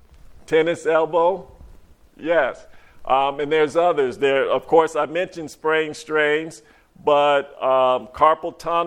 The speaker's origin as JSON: {"language": "English", "town": "Monticello", "region": "Georgia", "country": "United States", "said": "from Monticello, Georgia."}